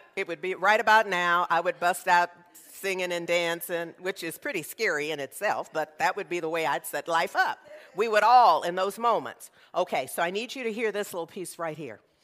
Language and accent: English; Berkeley, California, United States; I grew up in Berkeley